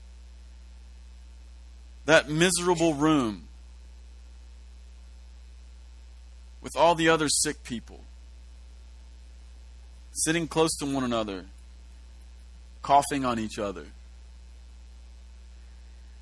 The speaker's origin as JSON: {"language": "English", "region": "Kentucky", "country": "United States", "said": "we've been raised in such a un-Jewish fashion, which is normal, we're from Kentucky"}